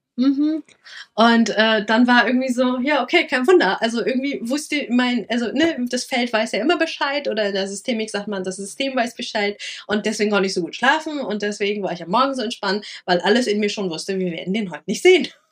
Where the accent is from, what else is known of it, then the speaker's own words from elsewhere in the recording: Lower Saxony, Germany; moved away; also born or lived in Rhineland-Palatinate; in äh, Niedersachsen passiert, mhm. wo ich aufgewachsen bin